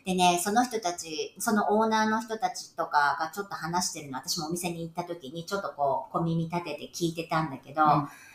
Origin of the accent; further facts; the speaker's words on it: Japan; moved away as an adult; now in New York, United States; 私は地方だったので